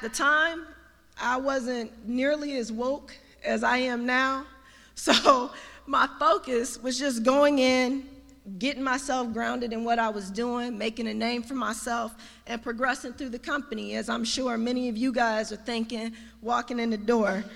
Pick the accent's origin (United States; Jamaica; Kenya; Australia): United States; Detroit, Michigan; moved away as an adult; also born or lived in Missouri; now in Washington, D.C., United States; I came from Detroit, Michigan, so I'm a homegrown Detroiter, by way of Missouri